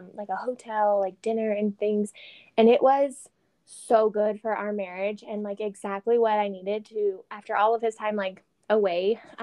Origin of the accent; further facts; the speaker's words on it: Texas, United States; moved away; I'm Texan